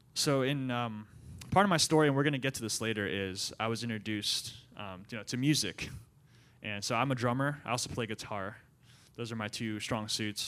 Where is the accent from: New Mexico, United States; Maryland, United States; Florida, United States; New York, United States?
Maryland, United States; Central; moved away; I grew up in Central Maryland for about, um, twenty-one years of my life, went to public school.